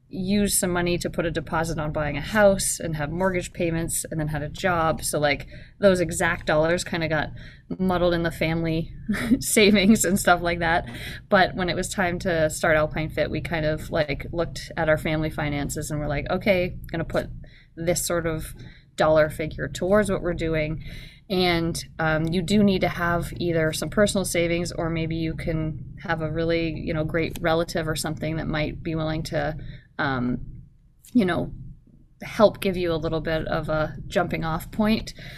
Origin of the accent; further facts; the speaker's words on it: Canada; now in Anchorage, United States; I grew up in Canada